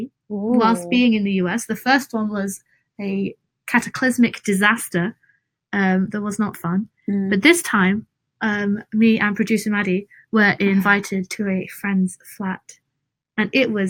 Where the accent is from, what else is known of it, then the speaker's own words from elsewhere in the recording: England, United Kingdom; I'm from England.